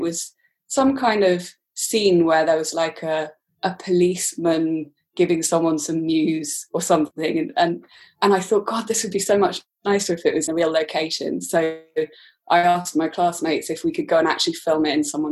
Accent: Aberystwyth, Wales, United Kingdom; moved away as an adult; also born or lived in London; Coleg Ceredigion, which is in Aberystwyth, where I grew up in Wales

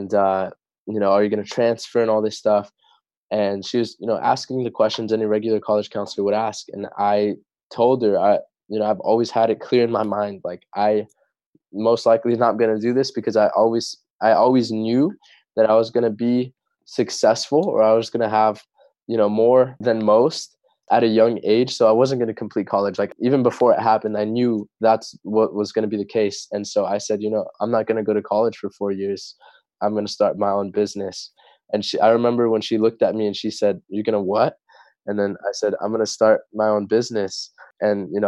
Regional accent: Torrance, California, United States; also born or lived in La Puente; When I was around 6 years old, that's when we moved to Torrance

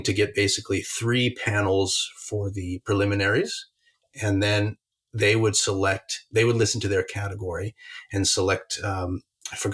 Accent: Albuquerque, New Mexico, United States; moved away as an adult; I grew up in Albuquerque, New Mexico, from the age of 3 until, you know, through high school.

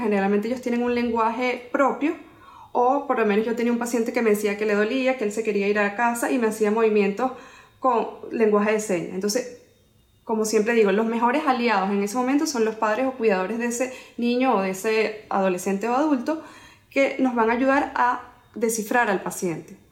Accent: Venezuela; moved away as an adult; also born or lived in Spain; now in Miami, United States; yo soy odontólogo de Venezuela

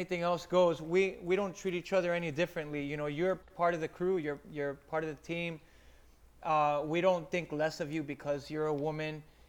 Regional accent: Miami, Florida, United States; Mind you, I came from Miami, and I went to a slower-paced place where I live

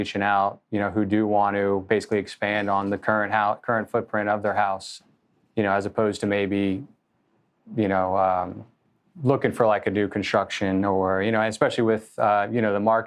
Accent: Annandale, Virginia, United States; was born and raised in Northern Virginia, grew up in Annandale

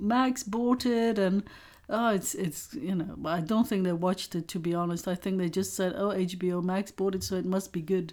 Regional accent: Belgium; we grew up in Belgium

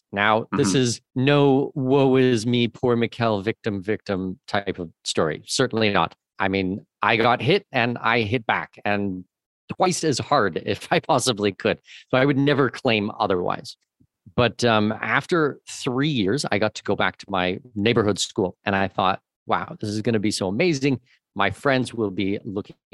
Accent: Southwestern Ontario, Canada; moved away as an adult; also born or lived in Latin America; I grew up in Southwestern Ontario

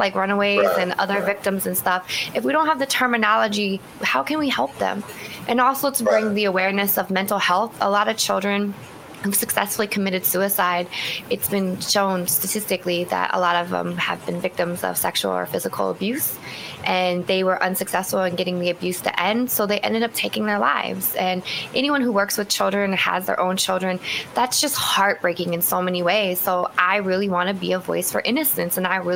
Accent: Seattle, Washington, United States; moved away as an adult; also born or lived in East Coast; I grew up in Seattle, relocated to the East Coast and came back home a few years ago.

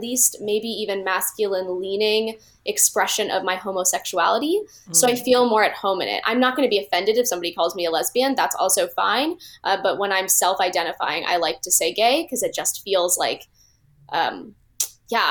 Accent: Phoenix, Arizona, United States; moved away as an adult; now in Los Angeles, United States; I'm originally from Phoenix, Arizona

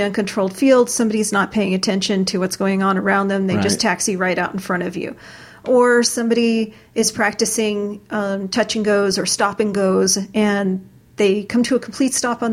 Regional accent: Florida, United States; I come from Florida

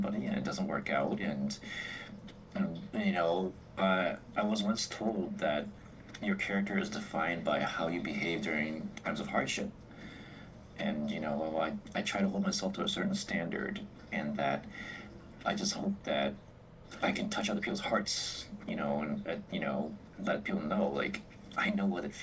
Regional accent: New England, United States; I was raised in New England

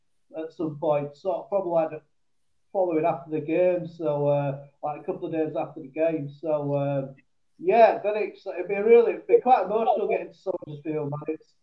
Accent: England, United Kingdom; I'm from England

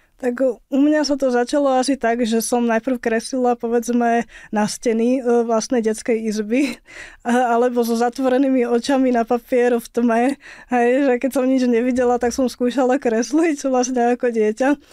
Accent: Slovakia; bola som prvá Slovenka

